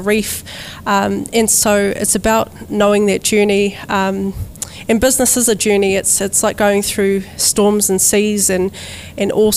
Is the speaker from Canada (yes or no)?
no; Dargaville, Northland, New Zealand; I'm from Kaipara, so I'm from the far north in Dargaville